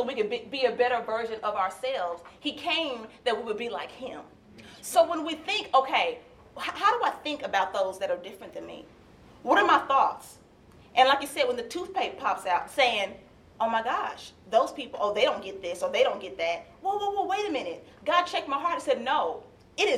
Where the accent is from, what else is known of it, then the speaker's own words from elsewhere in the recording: Nashville, Tennessee, United States; now in Lexington, United States; I grew up in Nashville, Tennessee, and the school that I attended was downtown Nashville, Tennessee